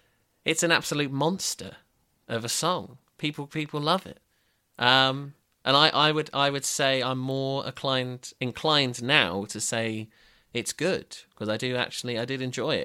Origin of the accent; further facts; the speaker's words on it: Brighton, South East England, United Kingdom; Growing up in Brighton in the mid-aughts, what a time.